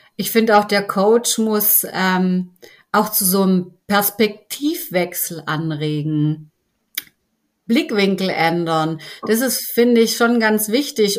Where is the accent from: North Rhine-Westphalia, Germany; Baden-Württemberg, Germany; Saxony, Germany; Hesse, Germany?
Baden-Württemberg, Germany; Stuttgart; komme auch aus Stuttgart